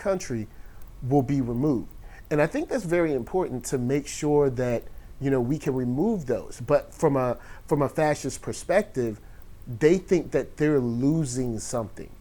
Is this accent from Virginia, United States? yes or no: yes; Virginia, United States; I'm from Virginia